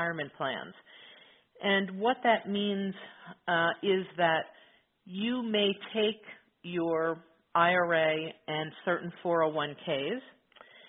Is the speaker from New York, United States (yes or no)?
no; Middlesex County, New Jersey, United States; in New Jersey